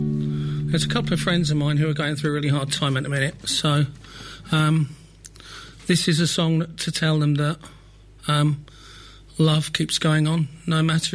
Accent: London, United Kingdom; accent: London; now in St Neots, United Kingdom; No, I was originally from North London.

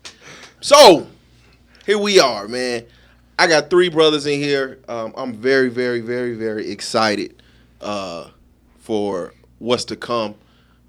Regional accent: Las Vegas, Nevada, United States; I born and raised on Bartlett, Vegas Heights.

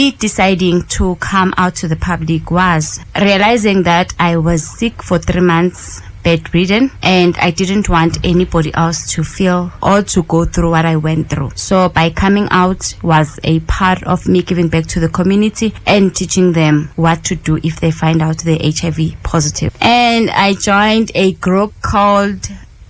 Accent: Emalahleni, South Africa; I come from Emalahleni in Linville

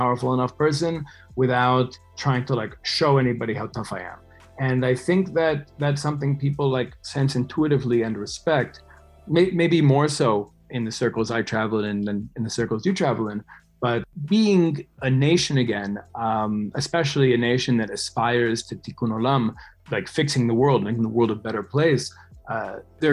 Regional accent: New York, United States; moved away; also born or lived in West Bank; growing up in New York

